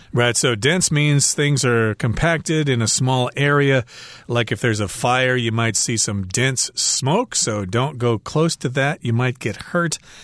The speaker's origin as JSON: {"language": "English", "country": "United States", "said": "I'm an American"}